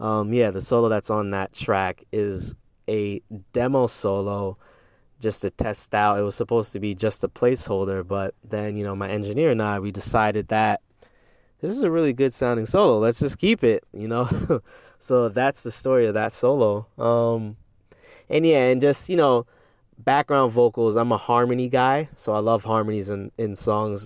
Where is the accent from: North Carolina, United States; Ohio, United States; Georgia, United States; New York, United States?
New York, United States; Westchester; my studio here where I am from in Westchester, New York.